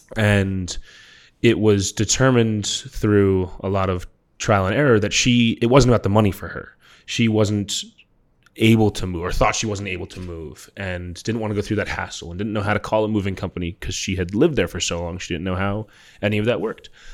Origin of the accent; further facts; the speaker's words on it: New York, United States; moved away; I'm from New York